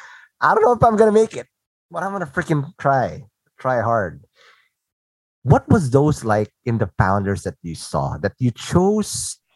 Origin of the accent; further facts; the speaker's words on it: Philippines; English is a second language; mind you, I grew up here in the Philippines.